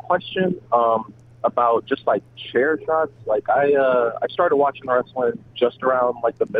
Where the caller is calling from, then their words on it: Cleveland, Ohio, United States; I'm calling from Cleveland, Ohio, actually.